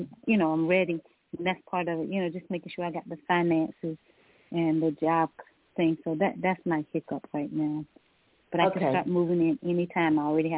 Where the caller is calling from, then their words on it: Georgia, United States; I'm calling from Georgia.